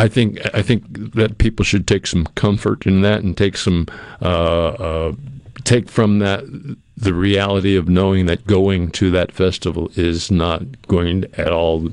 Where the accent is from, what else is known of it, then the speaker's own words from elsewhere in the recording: New England, United States; I mean, I grew up in New England, and when I moved down here, I had no idea of where I was going or why.